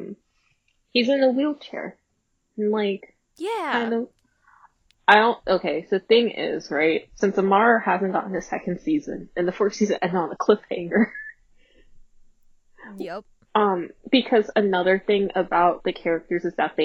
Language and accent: English; United States; I'm American